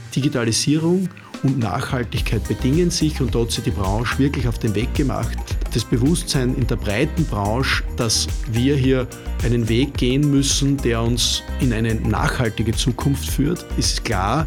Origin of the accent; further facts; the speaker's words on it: Upper Styria, Austria; moved away as an adult; also born or lived in Upper Austria; now in Vienna, Austria; Ich selber bin Steirer, Obersteirer